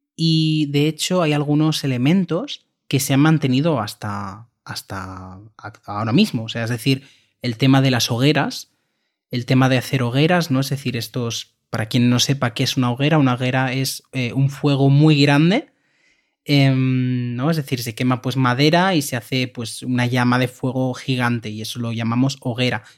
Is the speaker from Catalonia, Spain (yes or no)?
yes; Catalonia, Spain; de la comunidad de Cataluña, donde, de donde yo soy